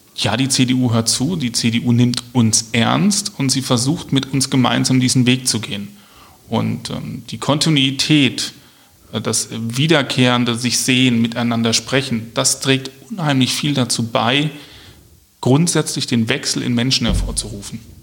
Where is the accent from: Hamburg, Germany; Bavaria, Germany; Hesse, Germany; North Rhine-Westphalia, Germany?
Hesse, Germany; Marburg; moved away as an adult; now in Wiesbaden, Germany; komme ursprünglich aus Mittelhessen, aus Marburg. Dort mhm. bin ich groß geworden ähm, habe meine Kindheit, meine Jugend, meine Berufsanfänge verbracht